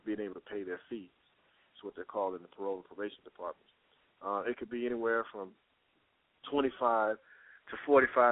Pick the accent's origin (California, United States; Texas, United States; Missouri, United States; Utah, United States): Texas, United States; now in Atlanta, United States; I'm from Texas. I'm living in the Georgia area, Atlanta, Georgia area, but I'm from Texas